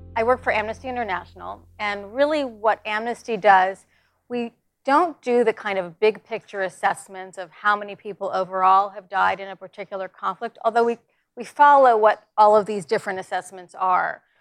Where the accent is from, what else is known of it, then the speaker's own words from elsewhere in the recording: New York, United States; I'm from New York